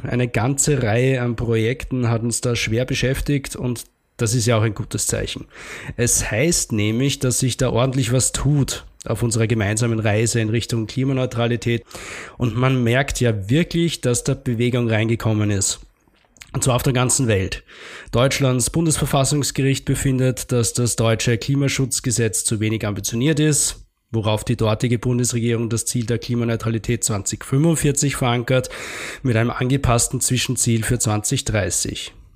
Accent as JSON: {"language": "German", "country": "Austria", "said": "bei uns in Österreich"}